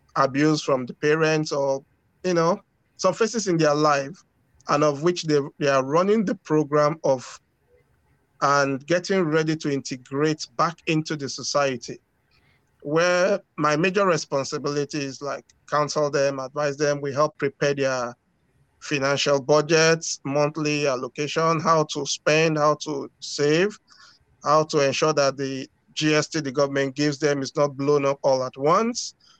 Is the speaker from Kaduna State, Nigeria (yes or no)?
no; Lagos, Nigeria; now in Moncton, Canada; I was born in Nigeria. Okay. Grew up in Nigeria in the busy city of Lagos.